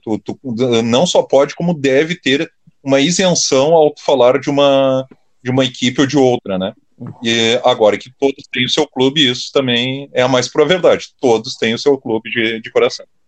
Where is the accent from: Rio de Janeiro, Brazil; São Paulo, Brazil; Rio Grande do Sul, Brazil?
Rio Grande do Sul, Brazil; São Leopoldo; now in Sapucaia do Sul, Brazil; eu sou de São Leopoldo, nascido e criado em São Leopoldo, hoje residente em Sapucaia